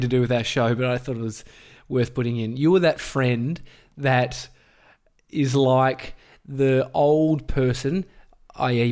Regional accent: Melbourne, Victoria, Australia; I grew up in Brighton

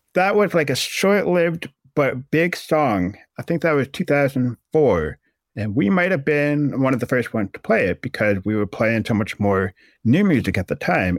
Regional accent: Massachusetts, United States; moved away as an adult; also born or lived in Acton, Massachusetts; now in Syracuse, United States; I grew up in Massachusetts

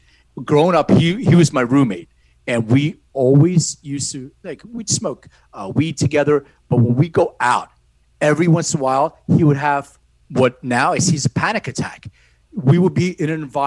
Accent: Philadelphia, Pennsylvania, United States; born or raised there; also born or lived in Lithuania

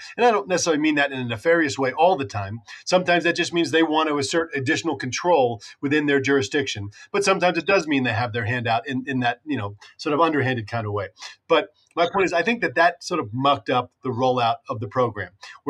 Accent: New Jersey, United States; dare I say my home state of New Jersey.

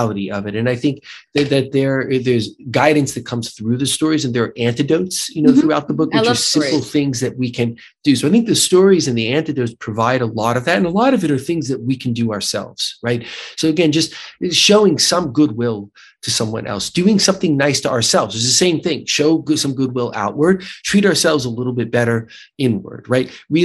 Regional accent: United States; accent: American; my terrible American accent

